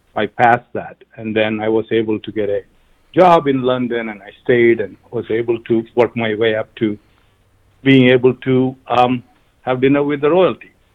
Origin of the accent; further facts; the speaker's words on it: Kerala, India; moved away as an adult; also born or lived in United Kingdom / Africa; now in United States; I'm from uh, South India, uh, the southernmost uh, tip, um, a state called Kerala